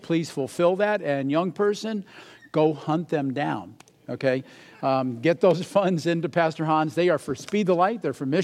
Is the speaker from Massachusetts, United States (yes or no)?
yes; Massachusetts, United States; moved away; being from Massachusetts